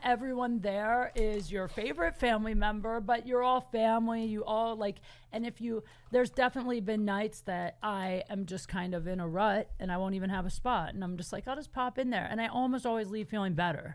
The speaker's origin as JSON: {"language": "English", "town": "Canton", "region": "Ohio", "country": "United States", "tie": "born or raised there", "moved": "as an adult", "lives_now": "Los Angeles, United States", "said": "I'm from Canton, Ohio"}